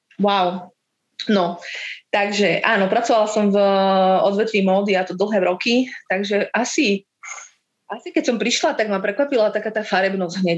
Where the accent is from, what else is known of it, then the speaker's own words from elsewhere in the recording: Slovakia; moved away as an adult; now in Cape Verde; ako práva Slovenka